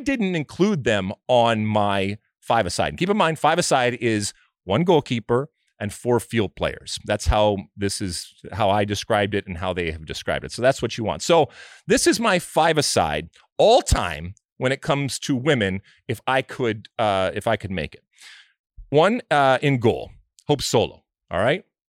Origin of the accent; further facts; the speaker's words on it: United States; I'm American